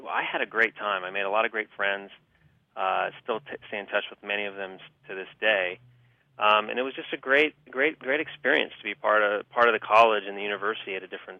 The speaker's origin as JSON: {"language": "English", "town": "San Diego", "region": "California", "country": "United States", "tie": "born or raised there", "said": "I grew up in San Diego"}